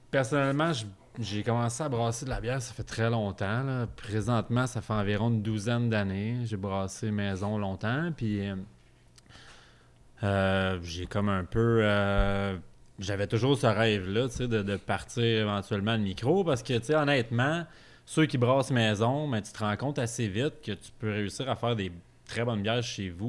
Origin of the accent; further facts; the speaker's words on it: Sorel-Tracy, Quebec, Canada; also born or lived in Beloeil; je viens pas de là, mais euh, j'ai passé pas mal mon adolescence